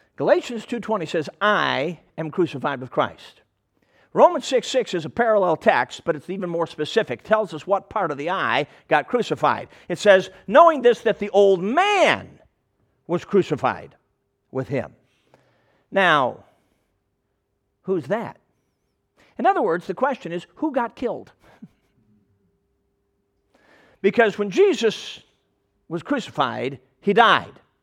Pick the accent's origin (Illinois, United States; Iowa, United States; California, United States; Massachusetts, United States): Illinois, United States; Chicago; I'm a Chicago kid. I grew up in Chicago